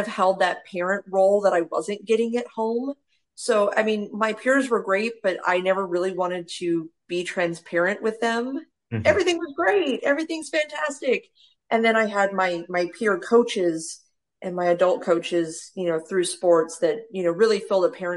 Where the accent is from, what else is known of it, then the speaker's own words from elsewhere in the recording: Mesa, Arizona, United States; also born or lived in Gilbert, Arizona; So I'm from Mesa, Arizona. I moved all of 10 minutes south to Gilbert, Arizona.